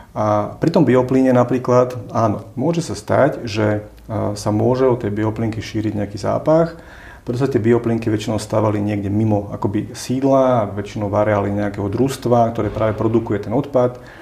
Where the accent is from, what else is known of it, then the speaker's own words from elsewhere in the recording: Slovakia; ako sme my Slováci